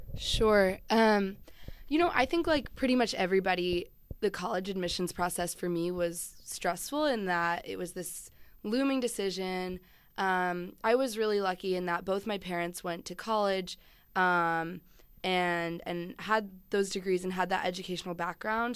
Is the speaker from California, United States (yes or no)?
no; Chapel Hill, North Carolina, United States; I grew up in Chapel Hill, North Carolina